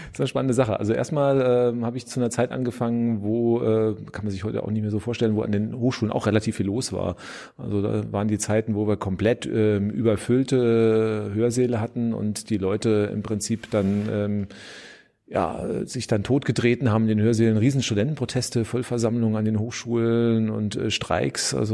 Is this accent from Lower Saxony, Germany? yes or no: no; Frankfurt am Main, Hesse, Germany; also born or lived in Karlsruhe / Spain; now in Berlin, Germany; studiert habe ich in Karlsruhe, das ist also in Süddeutschland, aufgewachsen in Frankfurt am Main und ja, dann habe ich in Berlin meine Doktorarbeit gemacht, war dann noch ein paar Jahre in Spanien, jetzt dann wieder in Berlin.